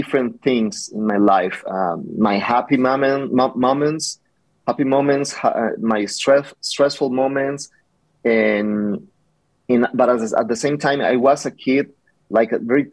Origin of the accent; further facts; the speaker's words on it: Nogales, Sonora, Mexico; now in Tucson, United States; I'm original from Nogales. And I grew up there